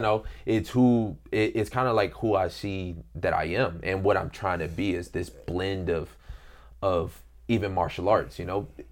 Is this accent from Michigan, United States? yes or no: yes; Detroit, Michigan, United States; moved away; I grew up in Detroit